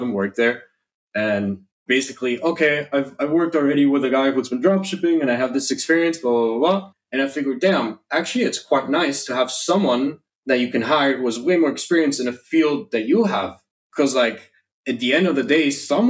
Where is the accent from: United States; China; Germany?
Germany; now in Indonesia; I was born and raised in Germany